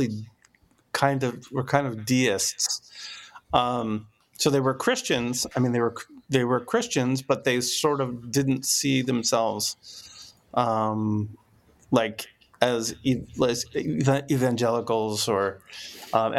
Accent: Philadelphia, Pennsylvania, United States; I'm from Philadelphia

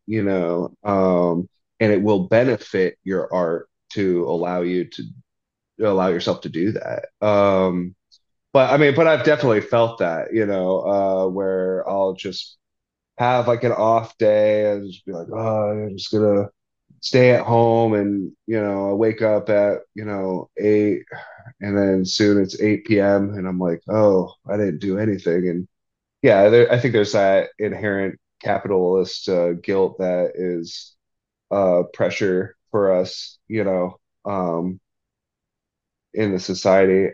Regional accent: Arizona, United States; growing up in Arizona

